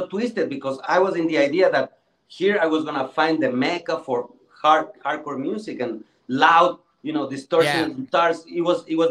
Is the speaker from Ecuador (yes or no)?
yes; Quito, Pichincha, Ecuador; moved away; I was born and raised in Quito.